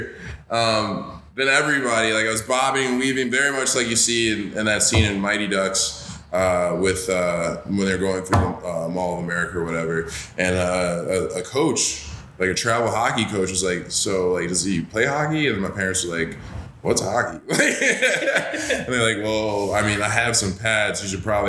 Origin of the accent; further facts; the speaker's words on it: Greece, New York, United States; moved away; also born or lived in Rochester, New York / Worcester, Massachusetts; I say Rochester. I'm from Greece, New York